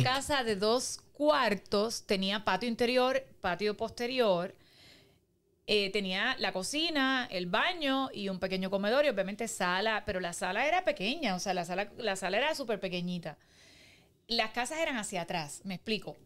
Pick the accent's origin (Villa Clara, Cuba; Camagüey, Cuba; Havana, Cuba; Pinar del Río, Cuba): Pinar del Río, Cuba; now in Puerto Rico; Yo me crié en Piran del Río y es un, es un, una provincia, en o sea, la ciudad de Pinar del Río